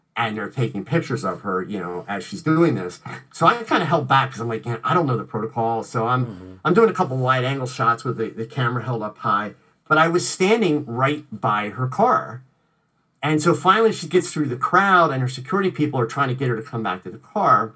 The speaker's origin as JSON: {"language": "English", "country": "United States", "said": "I'm from the United States"}